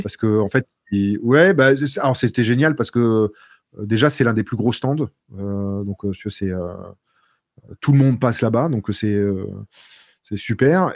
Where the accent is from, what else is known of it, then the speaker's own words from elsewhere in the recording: France; je suis français